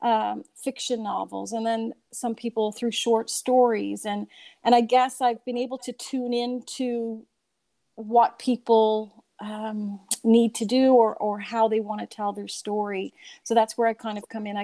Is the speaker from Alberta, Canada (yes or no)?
no; Newfoundland and Labrador, Canada; growing up in Newfoundland